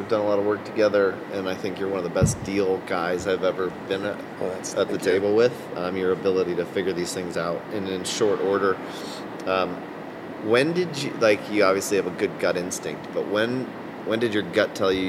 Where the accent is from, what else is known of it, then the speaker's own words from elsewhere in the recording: Ohio, United States; now in Western Pennsylvania, United States; I grew up in Ohio